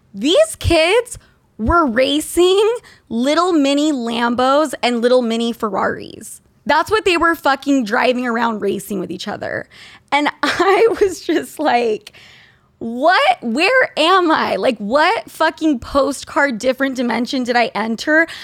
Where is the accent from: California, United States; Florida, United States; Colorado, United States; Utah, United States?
Utah, United States; I grew up in Utah